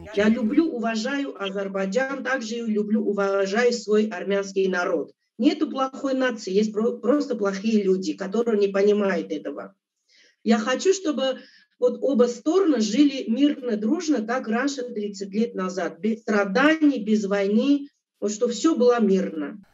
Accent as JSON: {"language": "Russian", "town": "Abovyan", "region": "Kotayk", "country": "Armenia", "tie": "born or raised there", "also_born_or_lived": "Russia", "moved": "yes", "said": "Я родилась в Армении, город Абовян, Кутайская область"}